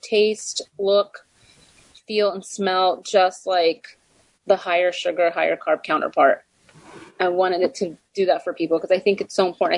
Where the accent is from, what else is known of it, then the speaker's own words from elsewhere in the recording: Texas, United States; moved away; I am originally I was born and raised in Texas